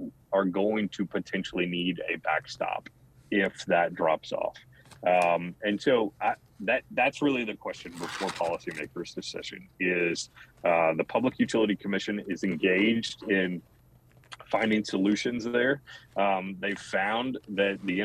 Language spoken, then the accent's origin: English; Houston, Texas, United States; Where I come from Houston